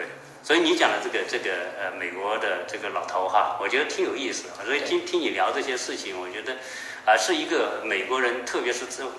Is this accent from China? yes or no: yes; China; 对于作为我我我我们作为一个中国人来说哈，当我们做中美对比的时候，确实看到这个中国的这种进步哈。